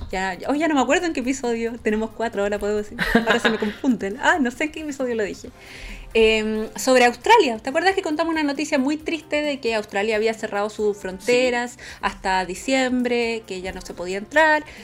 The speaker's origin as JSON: {"language": "Spanish", "country": "Chile", "moved": "yes", "lives_now": "Hamburg, Germany", "said": "yo también soy chilena, más chilena que los porotos, pero vivo ahora en Hamburgo"}